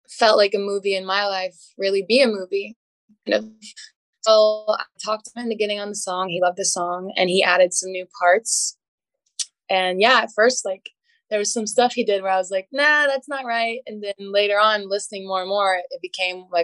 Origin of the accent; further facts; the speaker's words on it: Mississippi, United States; I'm from Mississippi